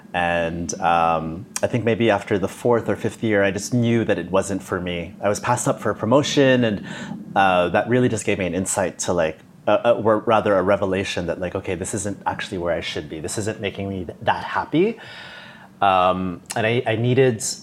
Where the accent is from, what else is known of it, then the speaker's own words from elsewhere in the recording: Toronto, Ontario, Canada; moved away as an adult; also born or lived in Singapore / Dublin / Bangkok / Hong Kong; I'm from Toronto